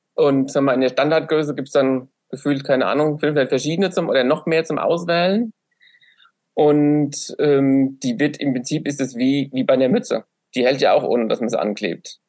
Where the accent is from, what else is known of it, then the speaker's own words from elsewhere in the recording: Aschaffenburg, Bavaria, Germany; ich bin aus Aschaffenburg